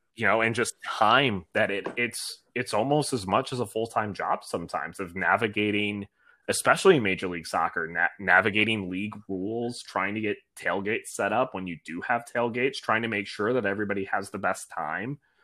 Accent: Ann Arbor, Michigan, United States; now in Nashville, United States; being from Michigan, I'm from Ann Arbor, so I am University of Michigan all the way through

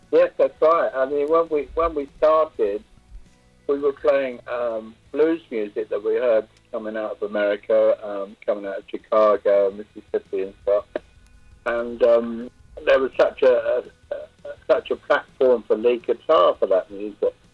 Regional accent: London, United Kingdom; we grew up in in a old, miserable old London

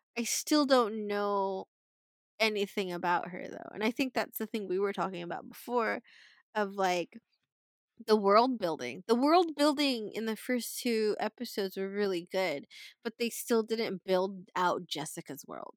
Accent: Philippines; we're Filipino

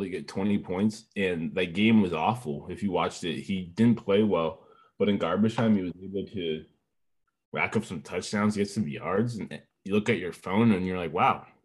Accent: Washington, United States; I'm from the Washington State area

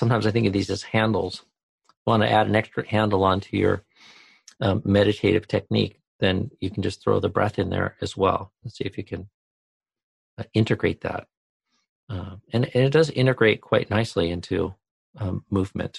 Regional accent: White Salmon, Washington, United States; moved away; also born or lived in Thailand; from White Sam in Washington, my hometown

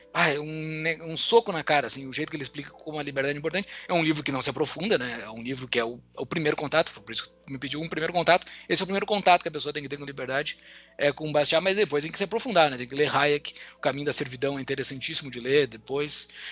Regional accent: Mostardas, Rio Grande do Sul, Brazil; moved away as an adult; lá da minha cidade natal de Mostarda

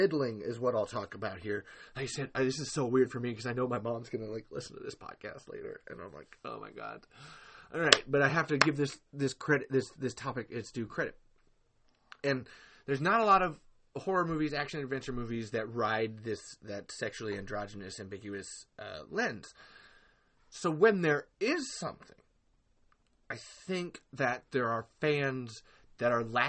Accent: Texas, United States; I come from Texas

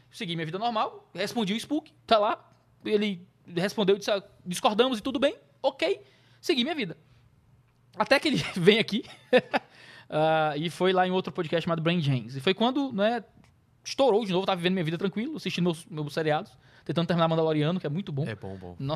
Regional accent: Ceará, Brazil; eu sou cearense, eu sou.

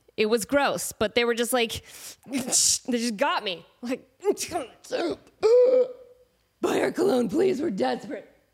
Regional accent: Portland, Oregon, United States; moved away; I'm from Portland

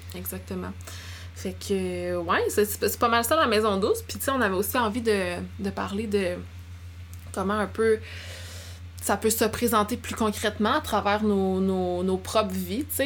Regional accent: Abitibi, Quebec, Canada; moved away; j'ai grandi en Abitibi

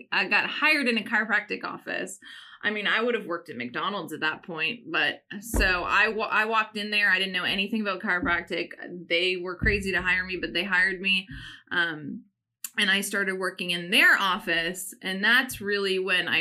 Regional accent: Canada; I grew up in Canada.

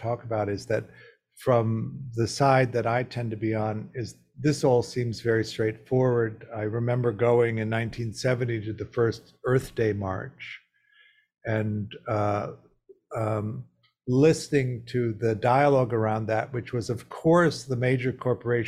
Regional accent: Midwest, United States; I grew up in the Midwest

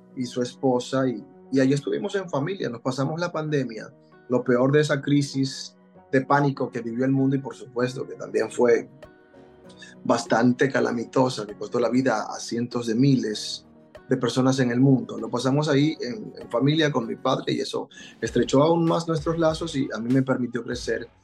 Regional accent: Dominican Republic; moved away as an adult; also born or lived in Puerto Rico; now in Orlando, United States; Emigré de República Dominicana hace tres años

